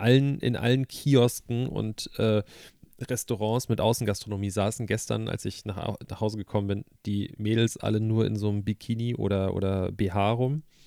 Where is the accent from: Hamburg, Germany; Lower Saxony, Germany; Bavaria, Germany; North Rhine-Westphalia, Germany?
Hamburg, Germany; du weißt, wo ich herkomme. Also das, ist, das ist zwar Hamburg, aber ich würde das jetzt nicht als Großstadt bezeichnen